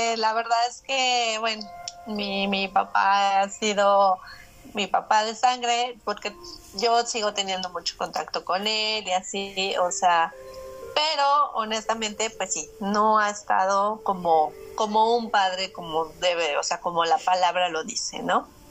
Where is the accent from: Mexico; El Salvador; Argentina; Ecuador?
Mexico; a lo que estamos acostumbrados los mexicanos